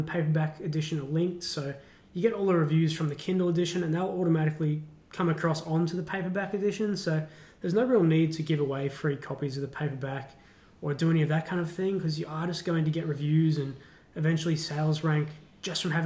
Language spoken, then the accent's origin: English; Australia; as an Australian